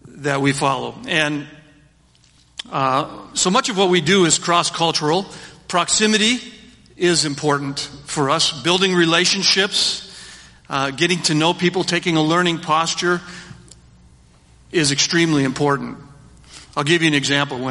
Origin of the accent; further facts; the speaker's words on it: Minnesota, United States; also born or lived in Philippines; I grew up in the church here